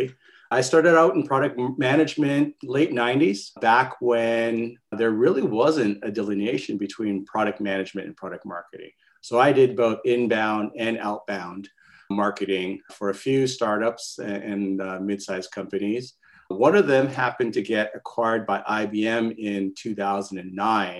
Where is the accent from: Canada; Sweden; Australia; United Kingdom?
Canada; now in California, United States; I'm a Canadian, by the way, based out in California